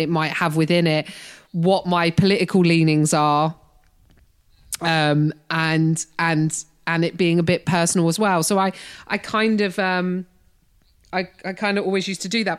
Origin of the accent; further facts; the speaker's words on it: United Kingdom; moved away as an adult; now in United States; being a British person in America